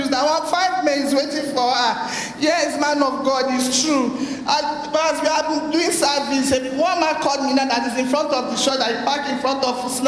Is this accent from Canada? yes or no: no; Benin City, Edo, Nigeria; I'm from Edo State, Benin City.